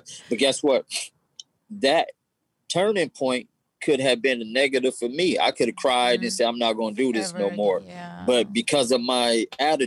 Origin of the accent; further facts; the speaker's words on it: Los Angeles, California, United States; growing up in the hood, South Central